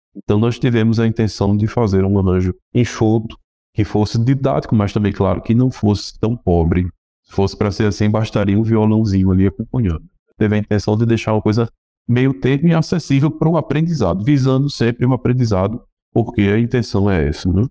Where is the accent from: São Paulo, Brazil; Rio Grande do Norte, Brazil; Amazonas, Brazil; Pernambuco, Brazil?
Rio Grande do Norte, Brazil; estudei na minha terra, eu sou do Rio Grande do Norte, Estudei piano em Natal